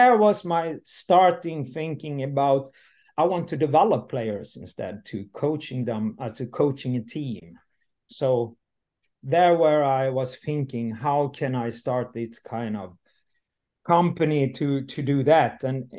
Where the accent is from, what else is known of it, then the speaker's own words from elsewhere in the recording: Landsbro, Jönköping County, Sweden; English is a second language; My background is I'm coming from the South Sweden, from Småland. And today I'm 59 and I leave very early. The village I come from, Landsbro, and that is a hockey town, like Leksand, or it's a small town.